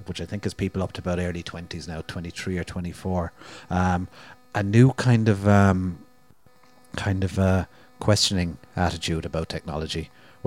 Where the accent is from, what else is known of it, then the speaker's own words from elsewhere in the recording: Limerick and Cork, Munster, Ireland; I grew up in Limerick and in Cork and lived in cities